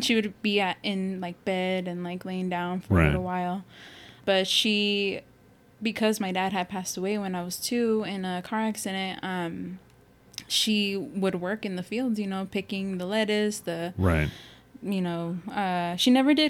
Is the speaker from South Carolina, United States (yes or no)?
yes; Summerton, South Carolina, United States; well, I grew up in Summerton, you know, obviously.